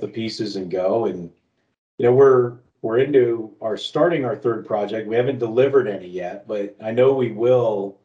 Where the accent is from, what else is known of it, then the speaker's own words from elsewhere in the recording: South Florida, United States; moved away; I grew up down in South Florida